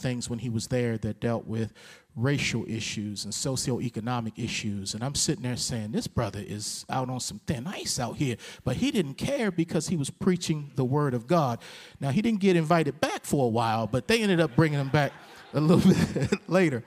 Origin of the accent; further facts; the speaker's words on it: Baltimore, Maryland, United States; when I was a teenager in Baltimore. We're both from Baltimore, Maryland.